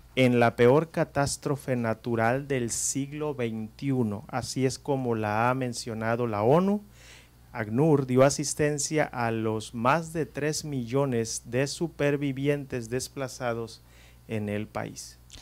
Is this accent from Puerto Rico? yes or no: no; Guerrero, Mexico; nosotros los que somos de Guerrero, especialmente de la costa, pues estamos acostumbrados a los temblores